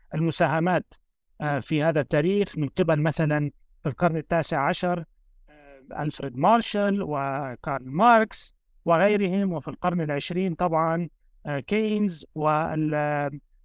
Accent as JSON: {"language": "Arabic", "country": "Lebanon", "tie": "born or raised there", "said": "أنا كوني شخص يعني ولدت وترعرعت في لبنان"}